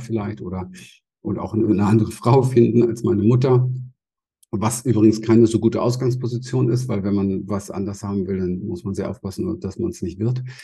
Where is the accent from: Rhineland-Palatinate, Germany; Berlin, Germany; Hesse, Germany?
Berlin, Germany; ich bin in Berlin aufgewachsen